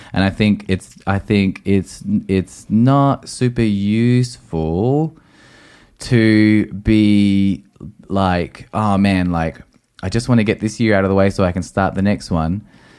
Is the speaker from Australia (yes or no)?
yes; Australia; I'm outraged. I'm Australian. I'm Australian.